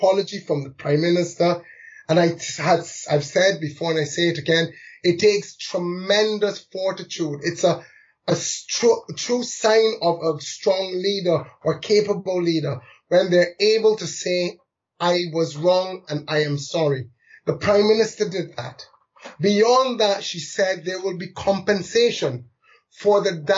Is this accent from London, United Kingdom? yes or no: yes; London, United Kingdom; I was born in London to migrant parents, one from Barbados, one from India.